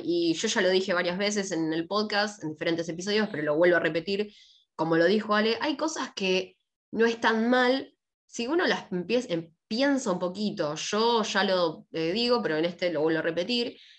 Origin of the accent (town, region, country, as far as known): Argentina